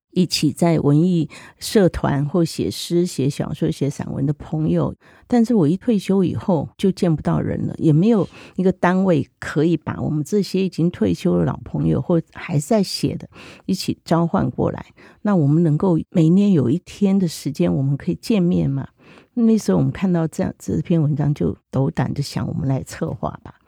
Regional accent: Zhunan, Miaoli County, Taiwan; 我现在是苗栗竹篮人嘛，本身，那我是外省眷村长大的

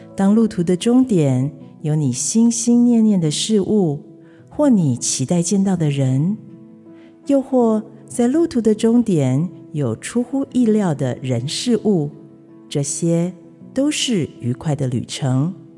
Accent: Taipei, Taiwan; also born or lived in Italy; now in Tainan, Taiwan; 台北，我出生的地方，也可以是台南，我四年前移居的城市

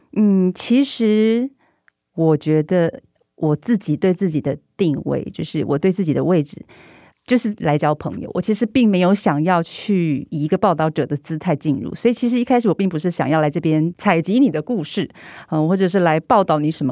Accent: Taiwan; 当他们知道我是台湾人之后

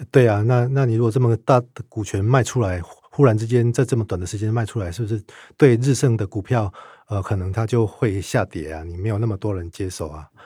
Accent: Taiwan; 违反我们台湾这个整个金融秩序的话

